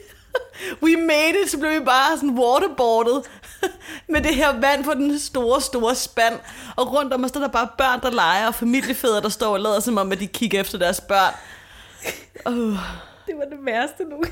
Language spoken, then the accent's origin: Danish; Copenhagen, Capital Region of Denmark, Denmark; nu er jeg vokset op på Østerbro